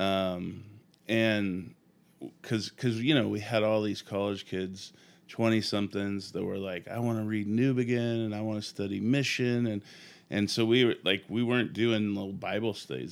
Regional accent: Sacramento, California, United States; moved away as an adult; now in Portland, United States; I grew up in the Bay Area in Sacramento

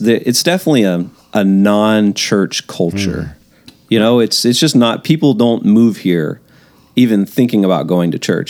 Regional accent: Mobile, Alabama, United States; moved away as an adult; also born or lived in Texas; now in Portland, United States; We moved out in the summer of 2007. I'm from Mobile, Alabama. We actually moved from Texas and then moved up here. So I spent a little bit of time, did my time in seminary in Texas, and then came from there to Portland.

